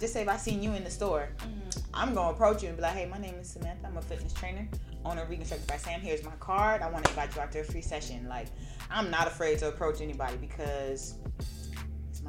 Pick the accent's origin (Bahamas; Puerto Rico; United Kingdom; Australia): Bahamas; Nassau; moved away; also born or lived in Gwinnett, Georgia; I'm from Nassau, Bahamas